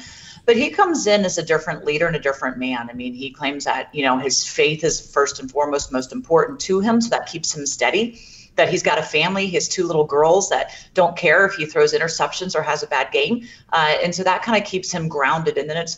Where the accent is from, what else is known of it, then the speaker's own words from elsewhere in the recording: Jacksonville, Florida, United States; This is going to be an interesting thing for myself because I'm actually from Jacksonville as well, and my parents are coming up.